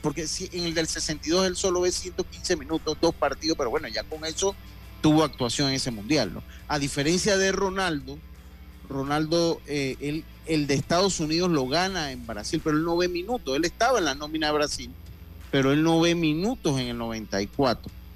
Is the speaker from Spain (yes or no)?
no; Santo Domingo, Los Santos, Panama; yo soy de los llanos y de los campos, yo soy de Santo Domingo